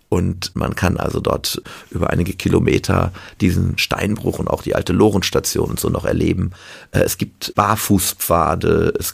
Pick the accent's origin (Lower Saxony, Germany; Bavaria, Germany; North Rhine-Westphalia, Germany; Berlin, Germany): North Rhine-Westphalia, Germany; Sauerland; Die Ruhr entspringt ja auch bei uns im Sauerland.